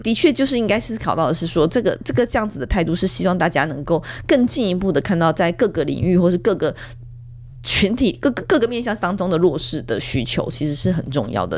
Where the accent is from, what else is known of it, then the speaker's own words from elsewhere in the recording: Taiwan; 他希望纽泽西是成为我们台湾人永远的家